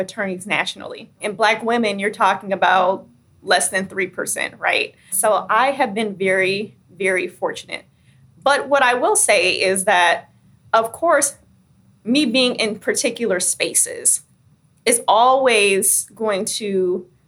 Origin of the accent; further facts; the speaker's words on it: Michigan, United States; my hometown